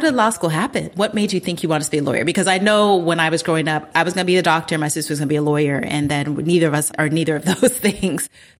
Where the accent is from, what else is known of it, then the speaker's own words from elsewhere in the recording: United States; moved away as an adult; also born or lived in Colorado; now in Ghana; funerals are huge in Ghana. It's a huge part of like our everything. And so growing up in the States, I didn't understand that until before I moved here